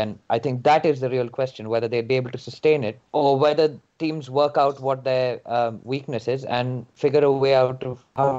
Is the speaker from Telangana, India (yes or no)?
yes; Hyderabad, Telangana, India; moved away; I actually spend more time in Hyderabad between school and university. I spent 9 years there in total.